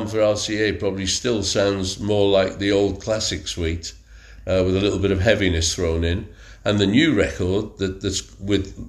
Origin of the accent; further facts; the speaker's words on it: Wrexham, Wales, United Kingdom; my hometown is Wrexham